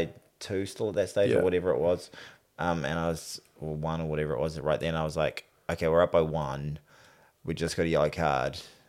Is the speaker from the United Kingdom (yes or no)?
no; New Zealand; I'm a New Zealander.